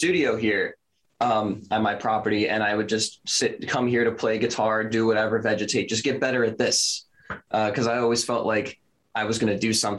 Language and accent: English; Philadelphia, Pennsylvania, United States; I'm from Philadelphia, Pennsylvania